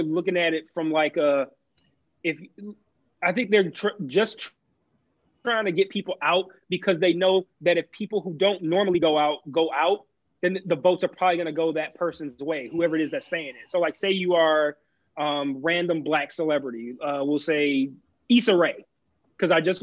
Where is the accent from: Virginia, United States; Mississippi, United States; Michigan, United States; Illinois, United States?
Michigan, United States